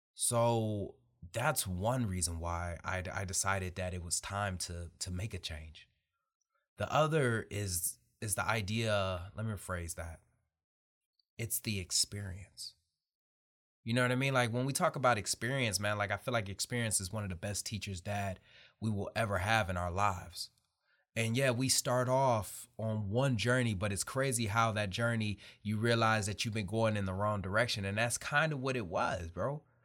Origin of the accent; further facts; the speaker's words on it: Detroit, Michigan, United States; I'm really somebody from Detroit, Michigan.